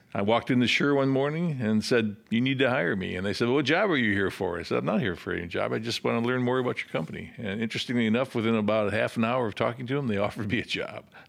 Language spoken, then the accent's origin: English; Rockford, Illinois, United States; also born or lived in Urbana, Illinois; I grew up in Rockford, Illinois